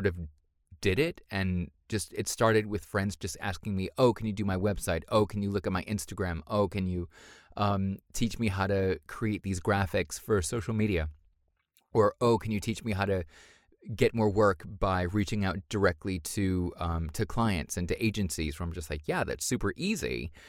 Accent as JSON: {"language": "English", "town": "Boston", "region": "Massachusetts", "country": "United States", "tie": "born there", "said": "Well, I was born in America, in Boston."}